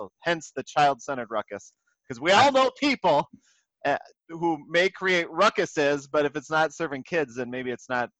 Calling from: Austin, Minnesota, United States; Minnesota, Austin

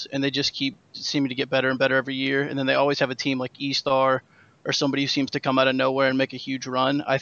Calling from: Columbia, Missouri, United States; Columbia, Missouri.

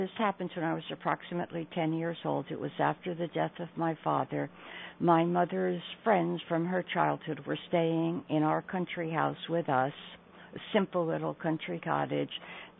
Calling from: New York, United States; I'm calling from New York.

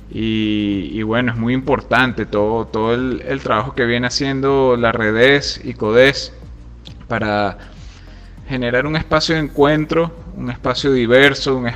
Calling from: Caracas, Capital District, Venezuela; Por aquí les habla … desde Caracas.

